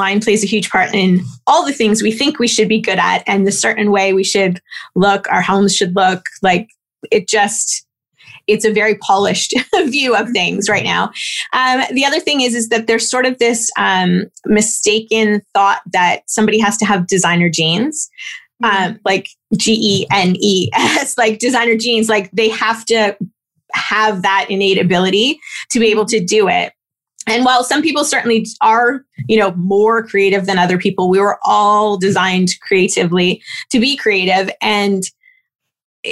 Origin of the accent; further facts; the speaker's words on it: Toronto, Ontario, Canada; I was born in Toronto